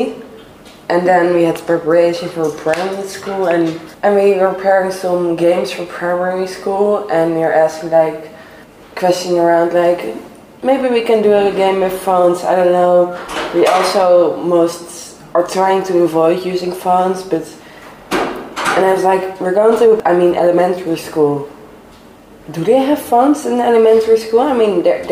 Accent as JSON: {"language": "English", "country": "Netherlands", "moved": "as an adult", "lives_now": "Szécsény, Hungary", "said": "I'm from the Netherlands"}